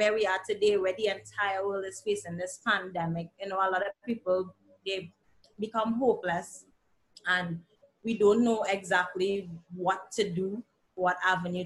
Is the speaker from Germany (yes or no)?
no; Trinidad & Tobago; also born or lived in Antigua; now in Antigua and Barbuda; coming from Trinidad and Tobago, well, presently Antigua, but I'm originally from Trinidad and Tobago.